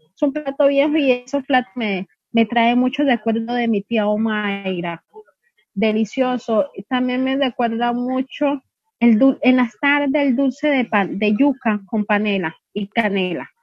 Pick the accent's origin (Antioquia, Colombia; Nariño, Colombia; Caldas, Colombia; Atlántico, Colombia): Nariño, Colombia; Tumaco; yo no soy de Cali, yo soy de Tumaco